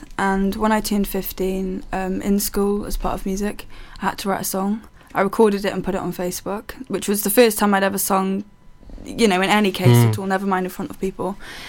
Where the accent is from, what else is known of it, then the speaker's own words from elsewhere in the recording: Haverfordwest, Wales, United Kingdom; I'm a 20-year-old singer-songwriter from Haverfordwest, Pembrokeshire.